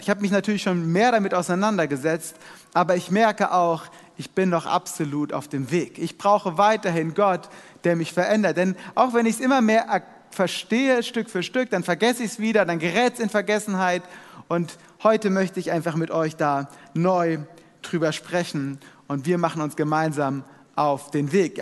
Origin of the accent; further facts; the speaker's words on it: Germany; wir als Deutsche